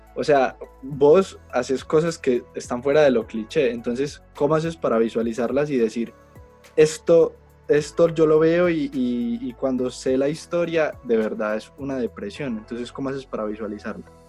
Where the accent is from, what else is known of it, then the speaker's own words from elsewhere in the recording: Colombia; yo soy fotógrafo colombiano